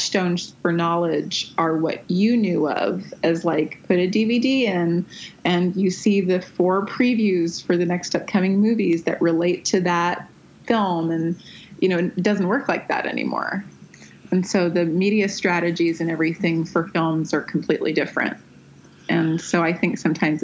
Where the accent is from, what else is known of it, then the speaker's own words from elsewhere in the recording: Windsor, Ontario, Canada; now in Los Angeles, United States; I am from Windsor, Ontario